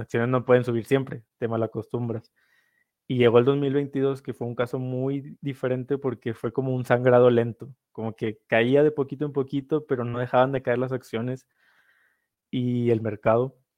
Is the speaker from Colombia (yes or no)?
no; northern Mexico, Mexico; Yo soy del norte de México, entonces también el sombrero norteño es algo que usamos mucho